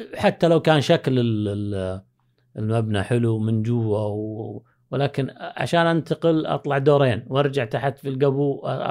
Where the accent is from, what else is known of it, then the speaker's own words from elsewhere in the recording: Saudi Arabia; also born or lived in Pakistan; حنا ابناء البلد